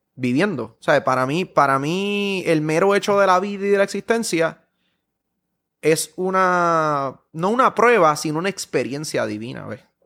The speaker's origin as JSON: {"language": "Spanish", "country": "Puerto Rico", "said": "yo sigo siendo puertorriqueño"}